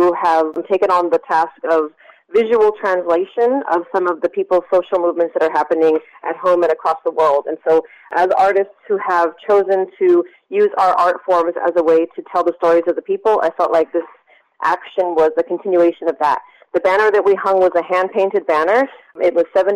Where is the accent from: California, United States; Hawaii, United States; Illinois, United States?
California, United States; Pittsburg; also born or lived in Bayview Hunters Point, San Francisco; I grew up in Pittsburgh and went to Pittsburgh High